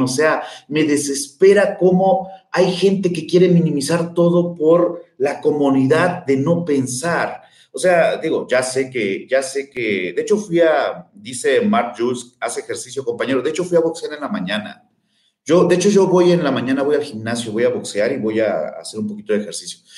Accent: Mexico; somos mexicanos

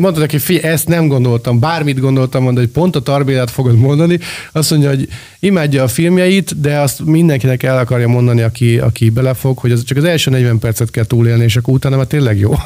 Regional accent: Hungary; nem brit vagyok, nem ott éltem a 70-es években, hanem itt Magyarországon

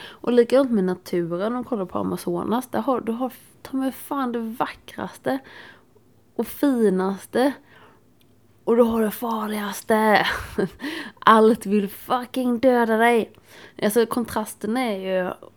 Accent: Småland, Sweden; jag är från Småland

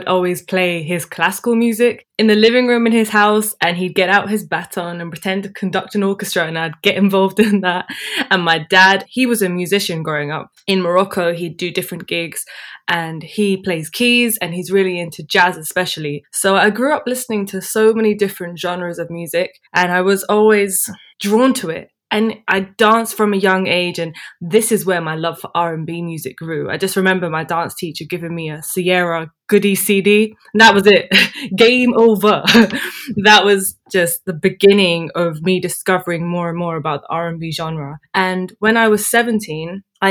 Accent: London, United Kingdom; also born or lived in Dubai; I grew up here. I was born in London, and apart from Dubai, I've lived here all my life.

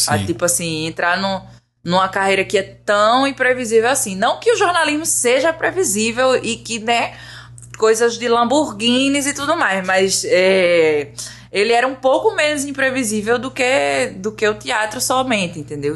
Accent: Igarassu, Pernambuco, Brazil; moved away as an adult; also born or lived in Recife; now in Rio de Janeiro, Brazil; Eu sou de Igaraçu, que é uma cidade que é mais ou menos a 30 a 40 quilômetros da, da universidade em Recife

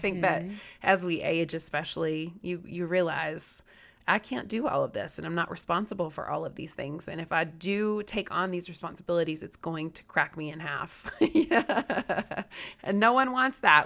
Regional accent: Southeast, United States; I'm from the Southeast.

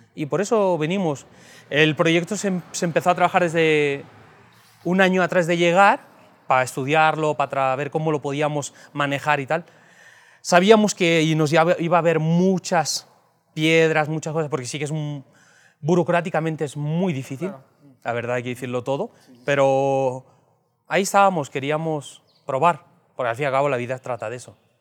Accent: Spain; moved away as an adult; now in Mexico; somos españoles, acabamos de llegar

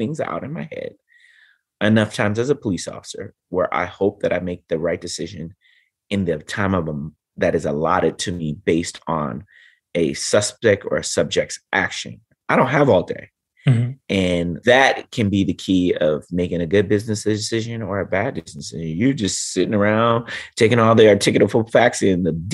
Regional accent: Los Angeles, California, United States; born and raised in Los Angeles as a kid growing up

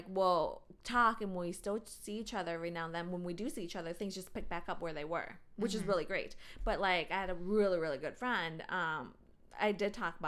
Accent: Minnesota, United States; moved away as an adult; also born or lived in North Dakota; growing up in Minnesota or suburb Minnesota, going to high school there, moving away to North Dakota

